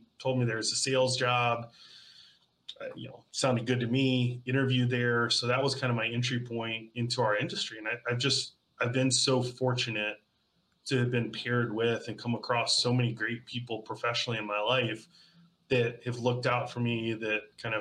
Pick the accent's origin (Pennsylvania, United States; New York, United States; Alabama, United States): Alabama, United States; Birmingham; I grew up in Birmingham, Alabama